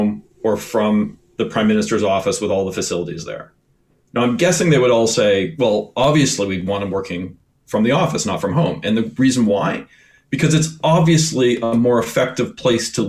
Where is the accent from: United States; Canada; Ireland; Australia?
Canada; Edmonton, Alberta; moved away; also born or lived in Eastern Canada; I grew up in Alberta and Edmonton, and where I spent all my time in the mountains. And when I moved out east